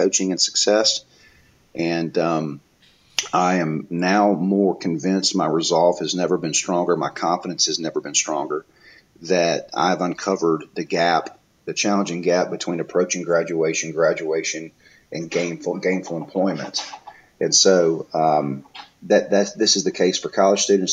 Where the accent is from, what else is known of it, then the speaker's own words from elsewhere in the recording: Mobile, Alabama, United States; I'm from Mobile, so we call it the Bama.